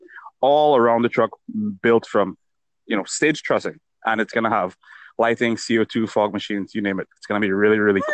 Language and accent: English; Dominica; I'm from Dominica